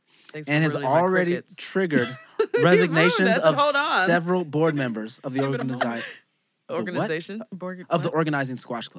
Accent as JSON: {"language": "English", "country": "United States", "said": "I'm an American."}